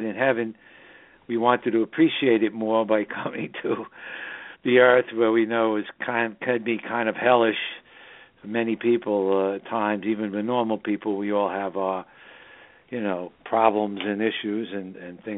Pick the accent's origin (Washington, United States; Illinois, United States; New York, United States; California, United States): New York, United States; New York City; born or raised there; now in Southern Hudson Valley, United States